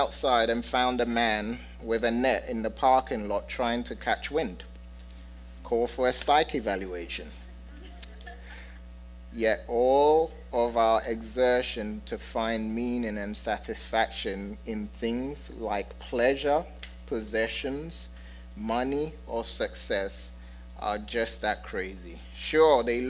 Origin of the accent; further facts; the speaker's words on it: London, United Kingdom; I'm a city boy. Okay? I'm from London and I've lived in big cities